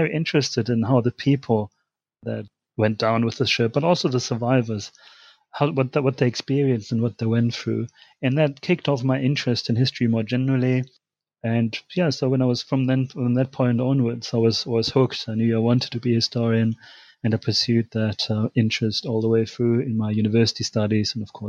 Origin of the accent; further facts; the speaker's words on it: Germany; English is a second language; now in United Kingdom; As you can tell from my accent, I'm originally from Germany.